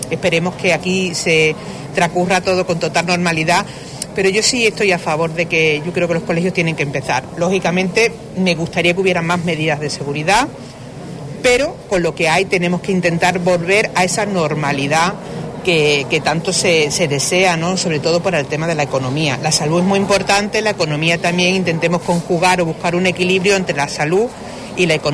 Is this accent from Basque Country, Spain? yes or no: no; Huelva, Andalusia, Spain; yo como una onubense que soy y una onubense más, pues quiero acercarme con mis hijos